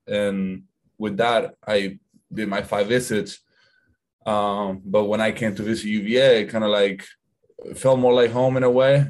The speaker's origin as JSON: {"language": "English", "country": "Argentina", "moved": "yes", "said": "I'm from Argentina."}